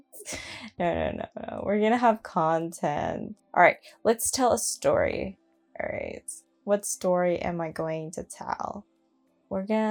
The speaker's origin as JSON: {"language": "English", "region": "California", "country": "United States", "tie": "born or raised there", "said": "my hometown as well, growing up, I definitely lived in the ghetto"}